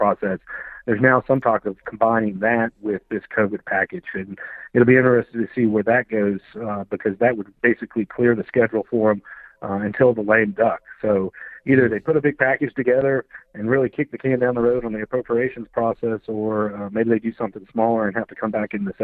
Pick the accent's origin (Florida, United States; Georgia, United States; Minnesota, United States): Florida, United States; moved away; I'm originally from Florida